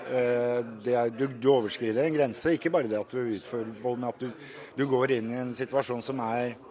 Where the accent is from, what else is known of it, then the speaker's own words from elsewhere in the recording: Uzbekistan; Norwegian is a second language; now in Norway; Jeg er fra Usbekistan.